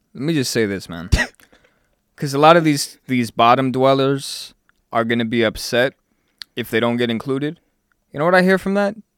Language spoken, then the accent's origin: English; Hollywood, Florida, United States; moved away; I'm from Hollywood, Florida